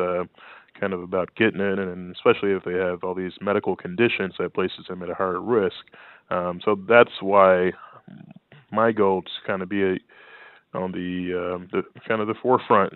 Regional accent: Louisiana, United States; my life growing up in Louisiana

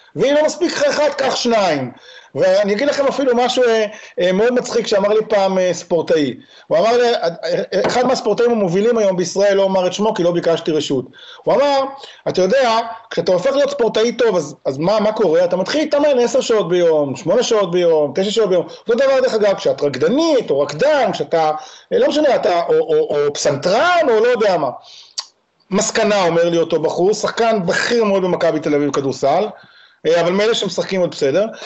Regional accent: Israel; אני ישראלי

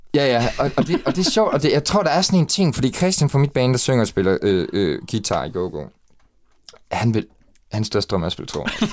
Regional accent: Ebeltoft, Central Denmark Region, Denmark; jeg er opvokset i Æbeltoft, ude ved Syddjurs.

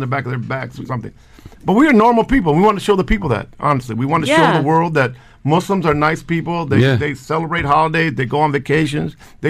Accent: Palestine; We're Palestinians.

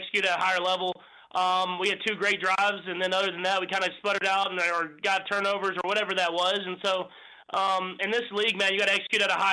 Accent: Texas, United States; moved away as an adult; now in Kansas City, United States; when I was in Texas growing up

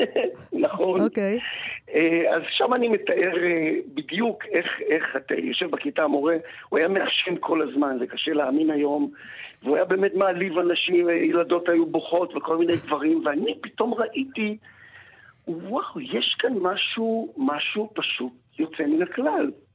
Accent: Rehovot, Central District, Israel; also born or lived in moshav near Gedera; אני נולדתי ברחובות ואני גר עכשיו במושב ליד גדרה, אז האזור הזה שסביב רחובות זה ההום טריטורי שלי

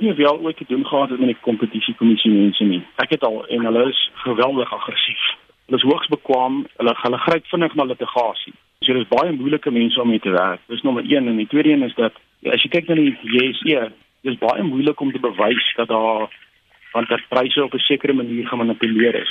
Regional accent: South Africa; almal as Suid-Afrikaners

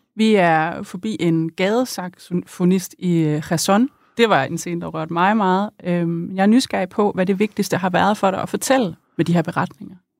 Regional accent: East Jutland, Central Denmark Region, Denmark; i Østjylland, hvor jeg er vokset op.

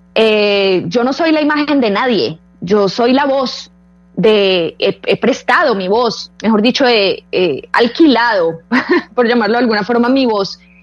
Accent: Colombia; yo quiero tener una vida en Colombia, yo quisiera poder estar tranquila en mi país

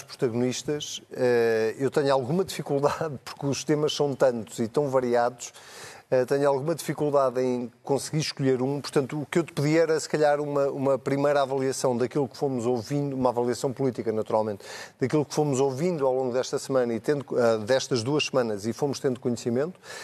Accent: Leiria, Centro, Portugal; eu sou de Leiria

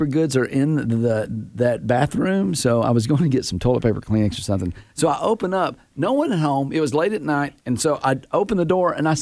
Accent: United States; as a an American

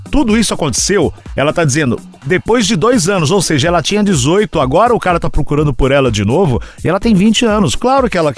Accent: Natal, Rio Grande do Norte, Brazil; Sou de Natal, Rio Grande do Norte.

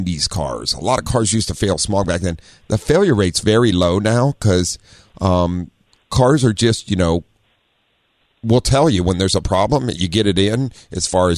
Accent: Ohio, United States; also born or lived in Southern California; now in San Diego, United States; I grew up in Ohio with snow

